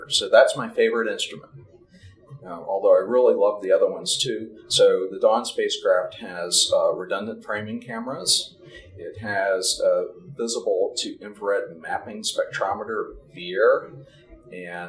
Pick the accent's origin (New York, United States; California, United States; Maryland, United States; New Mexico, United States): New Mexico, United States; my home state, which is New Mexico